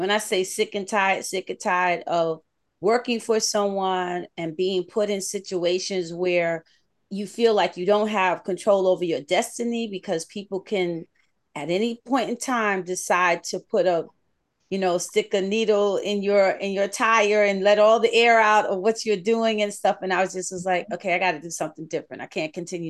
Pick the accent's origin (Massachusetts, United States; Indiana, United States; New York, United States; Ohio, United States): New York, United States; moved away as an adult; now in the South, United States; I grew up in New York, you know, born and raised